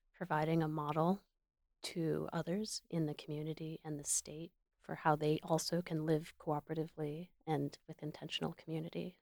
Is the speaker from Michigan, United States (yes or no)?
yes; Michigan, United States; moved away as an adult; I landed back in Michigan, which is my home state